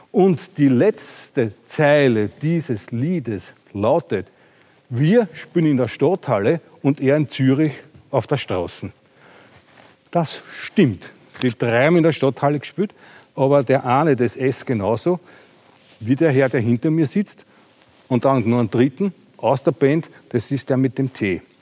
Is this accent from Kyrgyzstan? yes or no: no; Austria; Ich bin aus Österreich.